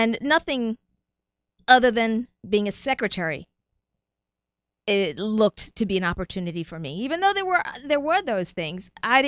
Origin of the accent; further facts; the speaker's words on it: New Jersey, United States; also born or lived in New York / Puerto Rico; Actually, I was not born in Puerto Rico, but my parents were. I was born in New York. So New York born, New Jersey raised, 2 years in Puerto Rico.